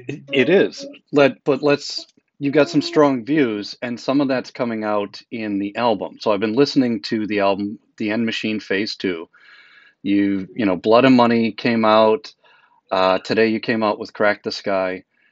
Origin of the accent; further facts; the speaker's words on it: Boston, Massachusetts, United States; now in Portland, United States; Yeah, so I'm a transplant. I'm originally from Boston.